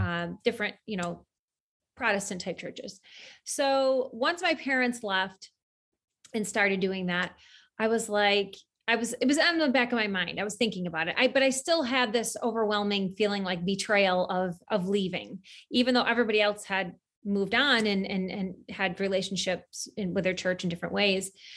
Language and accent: English; central New York, United States; I grew up in central New York